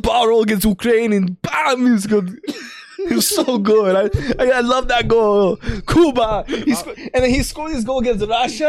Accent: Canada; we are all Canadian. We're all from the same city.

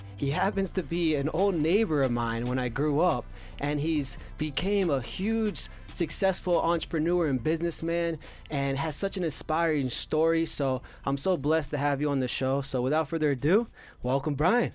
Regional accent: Cooper City, Florida, United States; born or raised there

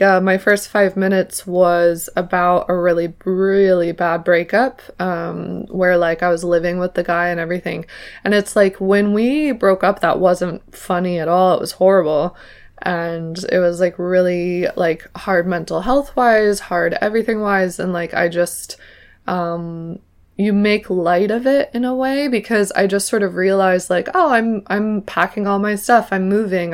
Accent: New York City, New York, United States; accent: mixed American; now in Ireland; I'm from Manhattan

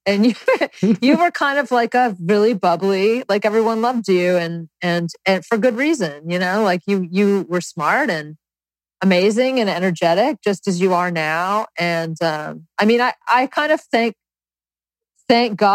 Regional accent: North Carolina, United States; growing up in the South in North Carolina

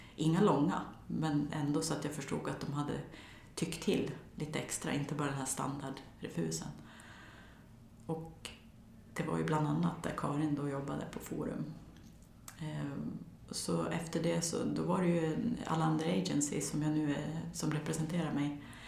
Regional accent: near Torsåker / Lockne, Västernorrland County, Sweden; en och en halv mil från där jag växte upp, där Sveriges största häxbränningar ägde rum

